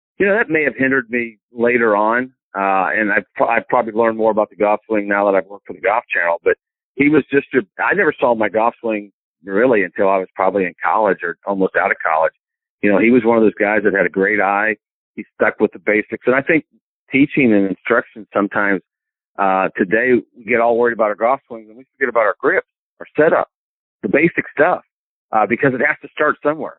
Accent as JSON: {"language": "English", "town": "Marion", "region": "Indiana", "country": "United States", "tie": "born or raised there", "also_born_or_lived": "Johnstown, Pennsylvania / Tennessee", "moved": "as an adult", "lives_now": "Greenwood, United States", "said": "growing up in Indiana"}